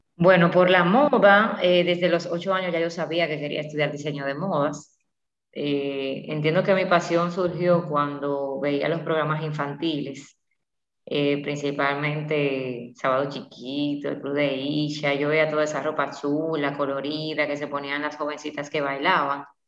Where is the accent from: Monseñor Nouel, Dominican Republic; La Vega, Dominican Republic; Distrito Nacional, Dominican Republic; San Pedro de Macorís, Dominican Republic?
La Vega, Dominican Republic; yo soy de La Vega